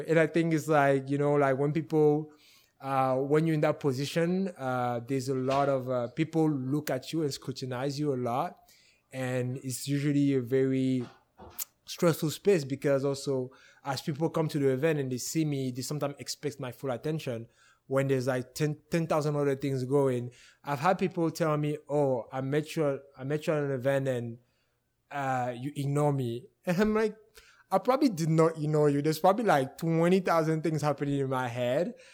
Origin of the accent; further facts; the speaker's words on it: West, Cameroon; also born or lived in Bafang; now in Edmonton, Canada; I was born and raised in Cameroon